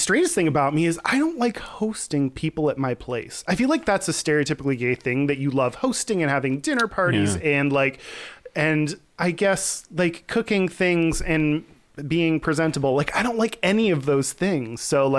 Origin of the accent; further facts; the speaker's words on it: Houston, Texas, United States; I'm from Houston